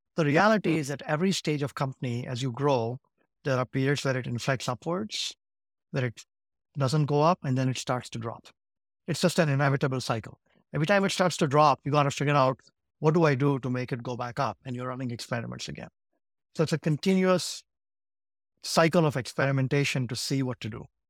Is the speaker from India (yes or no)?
yes; Ahmedabad, Gujarat, India; also born or lived in Saint Louis, United States; now in United States; I grew up in a city called Ahmedabad in Gujarat.